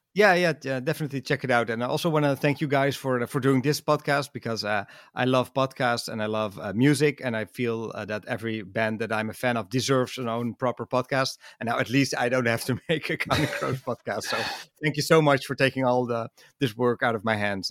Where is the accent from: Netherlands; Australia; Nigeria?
Netherlands; English is a second language